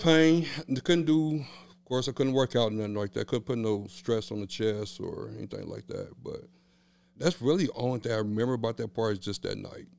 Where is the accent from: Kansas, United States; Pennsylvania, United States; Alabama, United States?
Kansas, United States; Kansas City; Born and raised in Wyandotte County.